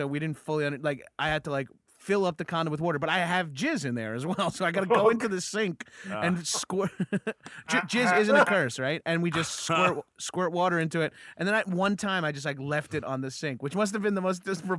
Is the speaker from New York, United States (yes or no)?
yes; Freeport, New York, United States; I grew up in Freeport, but my family lives in Belmore now.